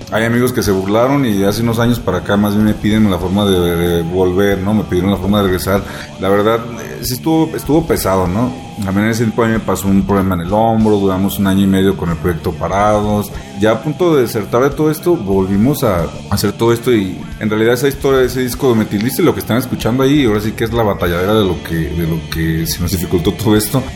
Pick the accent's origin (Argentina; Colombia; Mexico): Mexico; somos mexicanos